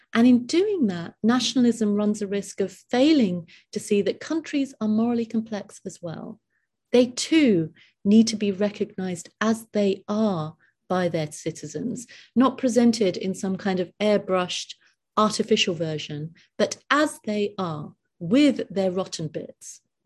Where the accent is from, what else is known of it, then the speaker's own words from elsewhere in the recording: United Kingdom; I'm completely British